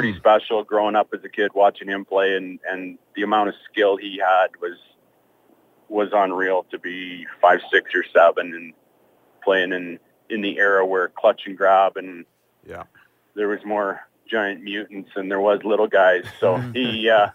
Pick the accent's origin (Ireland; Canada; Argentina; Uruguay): Canada; Growing up in Canada and hockey, and then playing in Calgary